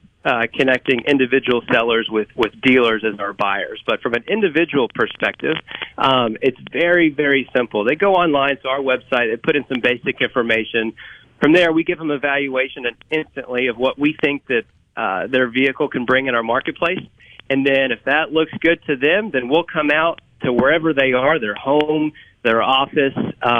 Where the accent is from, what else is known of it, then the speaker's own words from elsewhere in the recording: Kentucky, United States; now in Mississippi, United States; Yeah, so I've lived in Mississippi, not originally from here. I moved to the state from Kentucky about 10 years ago.